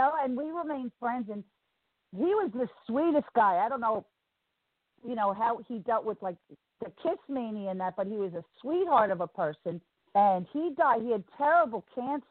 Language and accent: English; New York City, New York, United States; accent: northern; also born or lived in Manhattan / London; I grew up in Bayside, Queens, and then I lived in Manhattan for a while